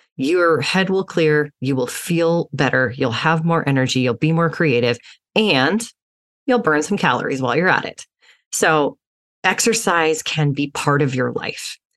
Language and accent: English; Utah, United States; I grew up in Utah as an athlete